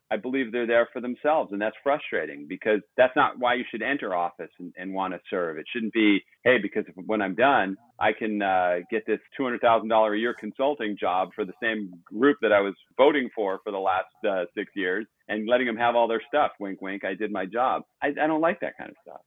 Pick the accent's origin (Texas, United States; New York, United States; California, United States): California, United States; Los Angeles; I grew up in Pacific Palisades